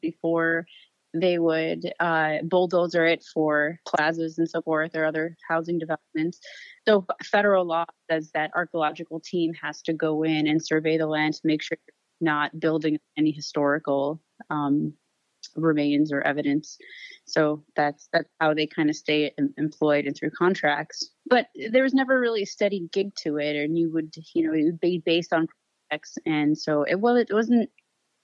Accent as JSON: {"language": "English", "town": "Rochester", "region": "New York", "country": "United States", "tie": "born or raised there", "also_born_or_lived": "Buffalo, New York", "moved": "as an adult", "lives_now": "Arizona, United States", "said": "I grew up in Rochester, New York"}